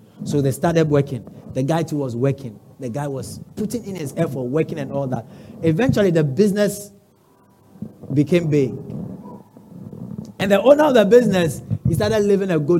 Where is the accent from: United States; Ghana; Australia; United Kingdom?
Ghana; Accra, Greater Accra; I come from Osu.